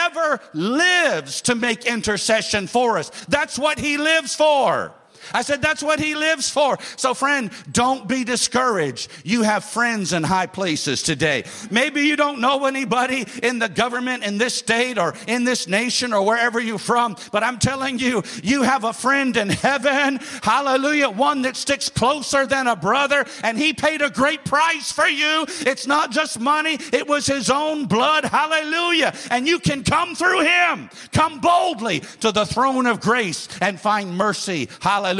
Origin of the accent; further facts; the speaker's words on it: United States; my home state in America